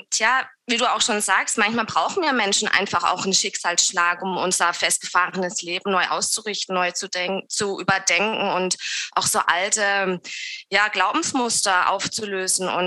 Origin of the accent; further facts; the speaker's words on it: Southern Germany, Germany; accent: Swiss; ich komme aus dem Süden von Deutschland, näher der Schweizer Grenze. Ähm, kann auch ganz sein, dass ich ab und zu mal einen gleichen Schweizer Akzent drinne habe.